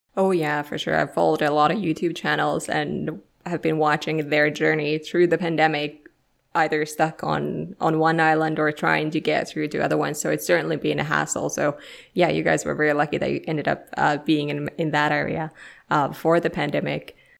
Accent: Finland; English is a second language; moved away; I'm originally from Finland, so uh, you know nobody speaks my language, so I kind of have to speak everybody else's language

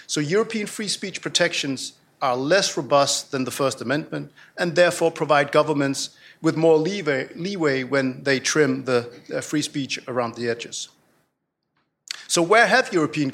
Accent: Denmark; moved away; In my home country, Denmark

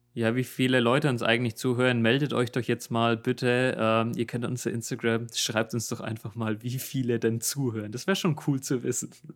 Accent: Germany; accent: German; moved away as an adult; now in Seoul, South Korea; du hast so einen krassen deutschen Akzent

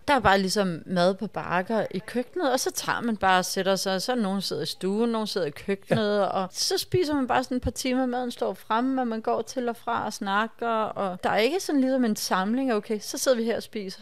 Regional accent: Denmark; vi danskere

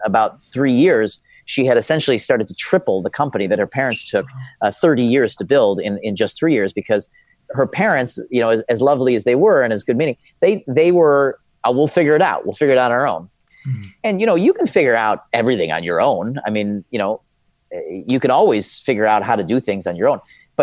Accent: Chicago, Illinois, United States; I grew up in a city called Chicago

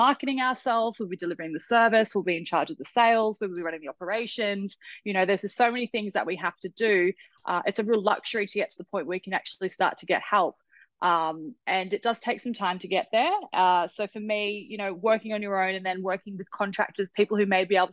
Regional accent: Australia; I'm an Australian entrepreneur

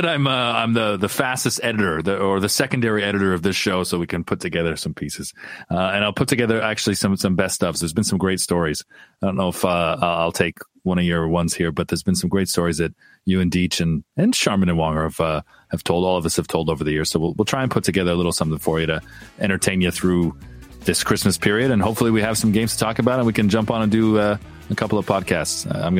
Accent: Windsor, Ontario, Canada; My hometown of Windsor, Ontario.

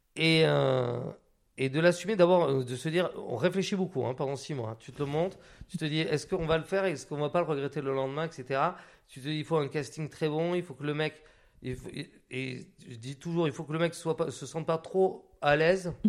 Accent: Biarritz, Nouvelle-Aquitaine, France; moved away; also born or lived in Hautes-Pyrénées; j'ai grandi donc, à Biarritz

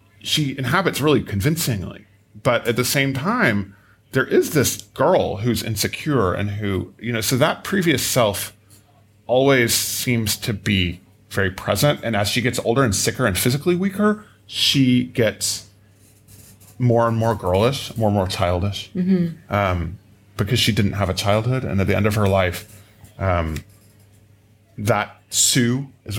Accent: United States; I'm American

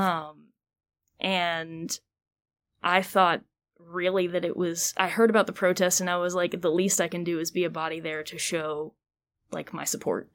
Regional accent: Greensboro, North Carolina, United States; also born or lived in Georgia; I'm originally born and raised Greensboro

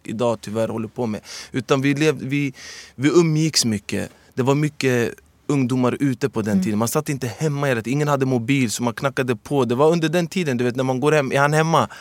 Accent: Stockholm, Stockholm County, Sweden; also born or lived in Medina; jag föddes 1984 här i Sverige. Och är uppvuxen i Husby.

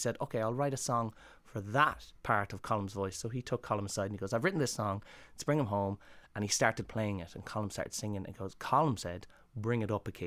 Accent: Ireland; moved away as an adult; also born or lived in London; growing up in Ireland

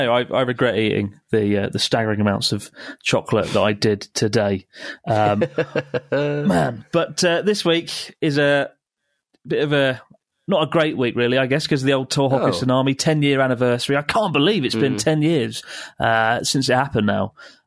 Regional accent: Australia; To his delight, I was from Australia, which prompted him to immediately pull out a collection of photographs from his pocket depicting iconic Australian places.

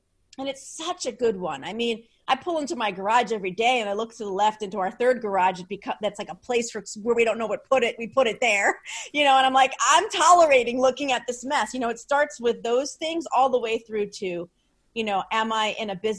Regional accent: New Jersey, United States; I'm from Jersey

